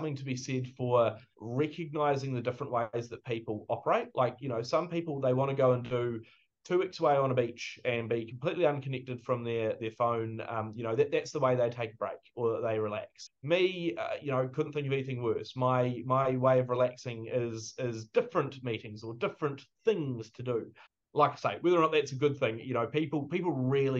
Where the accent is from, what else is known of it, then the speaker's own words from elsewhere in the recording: New Zealand; as a New Zealander